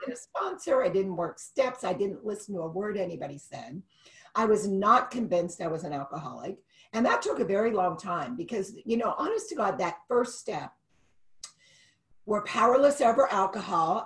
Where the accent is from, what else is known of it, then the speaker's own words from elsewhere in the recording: Youngstown, Ohio, United States; also born or lived in Dallas, Texas / Houston, Texas / Dayton, Ohio; I grew up in Youngstown